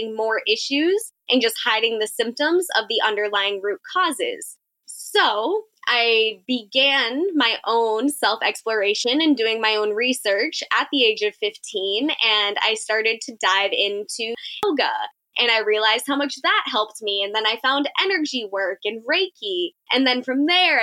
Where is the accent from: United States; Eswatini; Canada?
United States; Central Massachusetts; I'm from Central Massachusetts